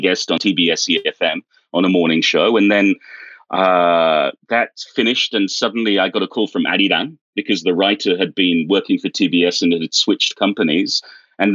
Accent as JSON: {"language": "English", "country": "United Kingdom", "moved": "as an adult", "lives_now": "South Korea", "said": "I'm British"}